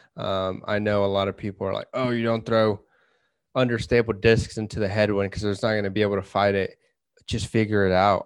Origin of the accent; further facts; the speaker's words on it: Kansas, United States; we're from Kansas, so we have a lot of wind